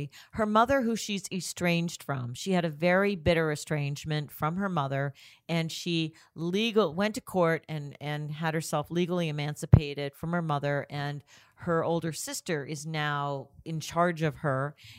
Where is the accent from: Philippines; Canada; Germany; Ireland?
Canada; Toronto, Ontario; Oh, that would be Toronto.